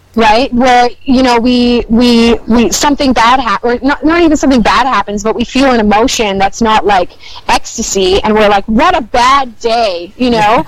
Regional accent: Winnipeg, Manitoba, Canada; moved away as an adult; now in Vancouver, Canada; I'm from Winnipeg

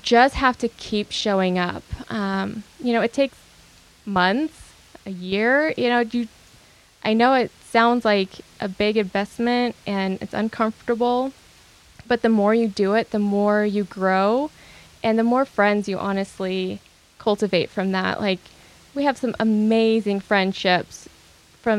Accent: Bigfork, Montana, United States; moved away; also born or lived in Whitehall, Montana; So I grew up in Montana, in Big Fork during the winter and Whitehall during the summer

